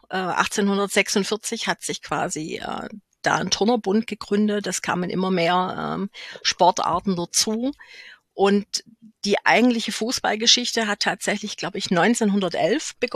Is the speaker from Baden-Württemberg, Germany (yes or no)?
yes; Heidenheim, Baden-Württemberg, Germany; Ich bin in einem Vorort Heidenheims geboren. Ja, es gibt sogar Vororte dort.